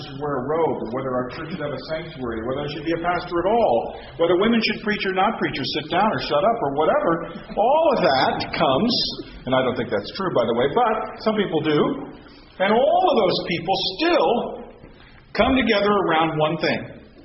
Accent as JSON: {"language": "English", "country": "United States", "said": "I'm an American"}